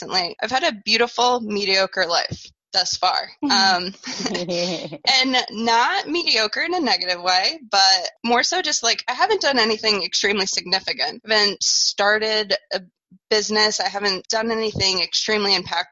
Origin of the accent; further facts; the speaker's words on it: Woodstock, Connecticut, United States; moved away as an adult; where I grew up in Woodstock, Connecticut